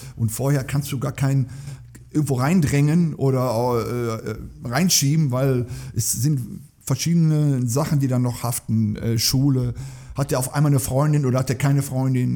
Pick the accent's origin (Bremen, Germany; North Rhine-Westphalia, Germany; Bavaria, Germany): North Rhine-Westphalia, Germany; Duisburg; Äh, das ist meine Heimatstadt. Ich komme aus Duisburg-Beckerwerth